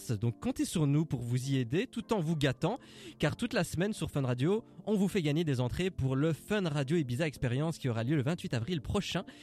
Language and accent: French; Brussels, Brussels-Capital Region, Belgium; j'ai 27 ans et je viens de Bruxelles.